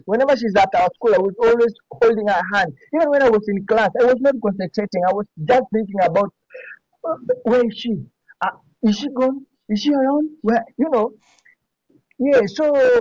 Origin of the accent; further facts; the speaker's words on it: Nairobi, Kenya; I'm all from Kenya